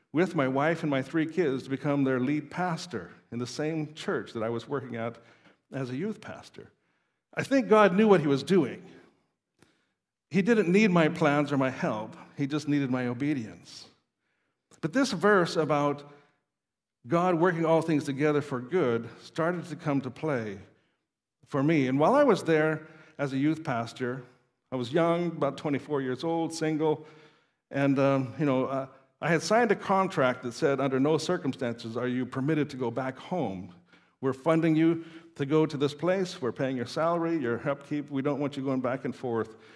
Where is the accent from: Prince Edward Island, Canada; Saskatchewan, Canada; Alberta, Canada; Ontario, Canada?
Saskatchewan, Canada; Saskatoon; moved away as an adult; also born or lived in Norway; I grew up in Saskatoon